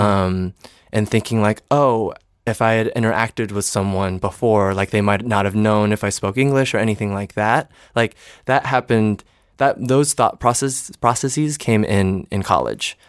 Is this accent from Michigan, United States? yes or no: yes; East Lansing, Michigan, United States; also born or lived in New Orleans / Miami / San Diego; now in New York City, United States; I always say I'm from Michigan. I grew up in East Lansing